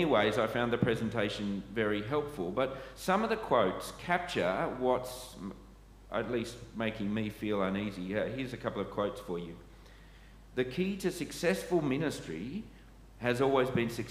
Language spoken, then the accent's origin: English; Sydney, New South Wales, Australia; moved away as an adult; I grew up in Sydney churches. I was trained in Sydney churches, but having been back in Sydney for perhaps as long as I was away